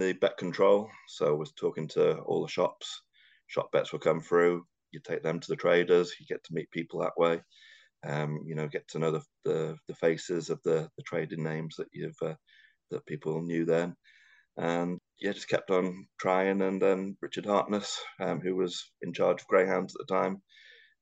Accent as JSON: {"language": "English", "region": "North Wales", "country": "United Kingdom", "tie": "born or raised there", "also_born_or_lived": "Liverpool / London", "moved": "as an adult", "said": "I was brought up in North Wales"}